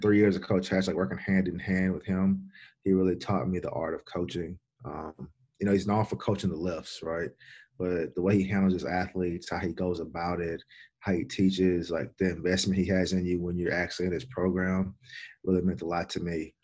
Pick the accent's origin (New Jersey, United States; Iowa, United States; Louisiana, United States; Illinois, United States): Louisiana, United States; Baton Rouge; moved away; I'm from Baton Rouge, Louisiana